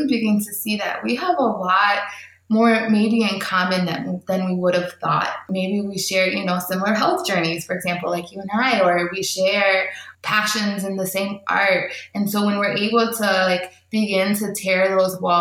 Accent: United States; as an American

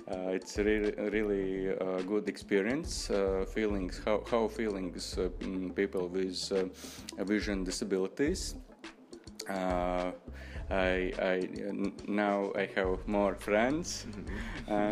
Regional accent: Latvia; English is a second language; I come from Latvia.

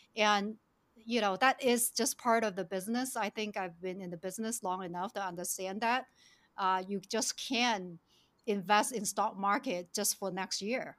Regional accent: China; moved away; also born or lived in Shenzhen; I was born and raised in China in actually very rural village

